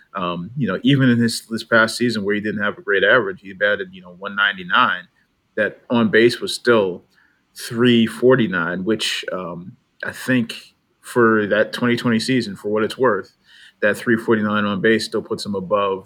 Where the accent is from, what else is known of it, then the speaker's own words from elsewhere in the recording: New England, United States; where I grew up in the New England area